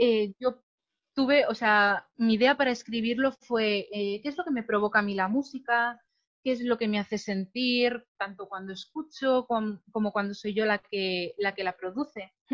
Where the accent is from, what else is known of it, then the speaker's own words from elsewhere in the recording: Madrid, Community of Madrid, Spain; also born or lived in Alicante; yo soy una chica de Madrid, una chica normal, de, barrio de toda la vida